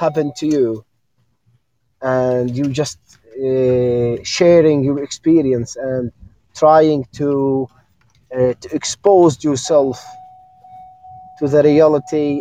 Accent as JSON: {"language": "English", "country": "Jordan", "said": "I'm from Jordan."}